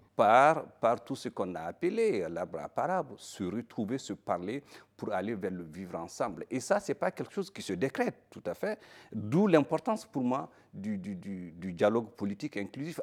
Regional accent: Mali; je suis un Malien

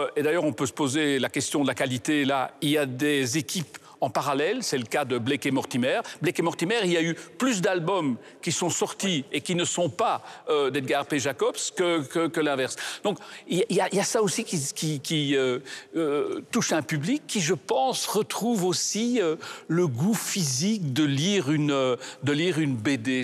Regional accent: Belgium; je suis belge une fois

